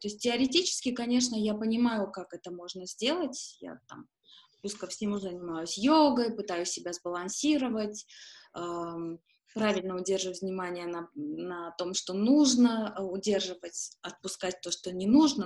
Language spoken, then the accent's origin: Russian; Yerevan, Armenia; moved away as an adult; also born or lived in Malta / Moscow; я коренная ереванка. И э, для меня место, в котором я родилась и выросла